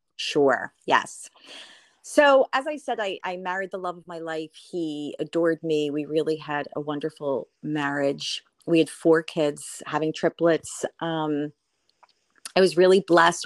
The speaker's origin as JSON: {"language": "English", "town": "Kinnelon", "region": "New Jersey", "country": "United States", "tie": "born or raised there", "said": "I am calling in from New Jersey, a small town, uh, Kinnelon, New Jersey"}